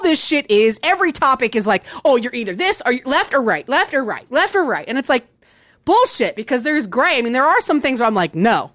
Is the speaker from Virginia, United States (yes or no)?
yes; Virginia, United States; moved away; also born or lived in Texas; I grew up playing soccer and I grew up in Virginia. That's where I grew up